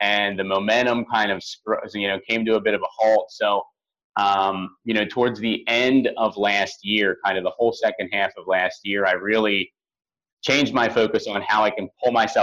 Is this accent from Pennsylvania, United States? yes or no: yes; Philadelphia, Pennsylvania, United States; I'm from Philadelphia originally